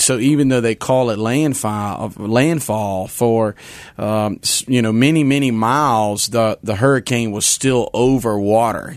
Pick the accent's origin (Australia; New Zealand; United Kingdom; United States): United States; Hammond, Louisiana; moved away; I'm a Louisianian. It's my home state. It's where I was born and raised